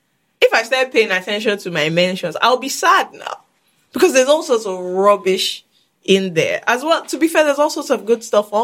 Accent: United Kingdom; Having said that, as I'm British, I might just go back to my original land

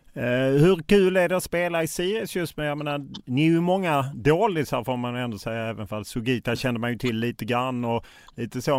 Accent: Lund, Skåne, Sweden; Jag är själv från Lund

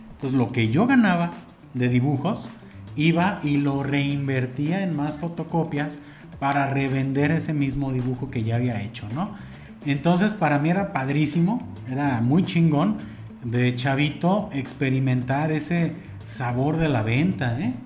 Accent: Mexico; como buen mexicano

